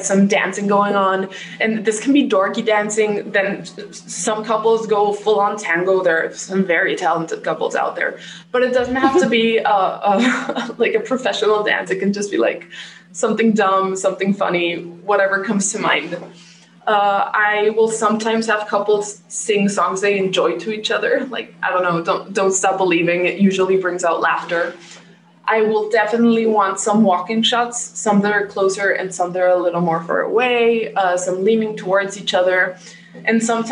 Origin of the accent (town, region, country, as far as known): Mexico; born or raised there